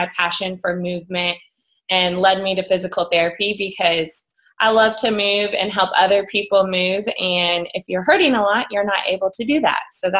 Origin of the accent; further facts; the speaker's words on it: Dallas, Texas, United States; I grew up in Dallas, Texas, Lone Star State. It's a great place.